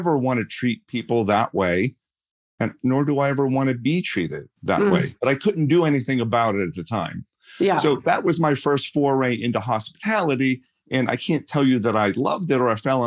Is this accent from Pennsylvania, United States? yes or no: yes; Pittsburgh, Pennsylvania, United States; accent: Pittsburgh; I grew up in Pittsburgh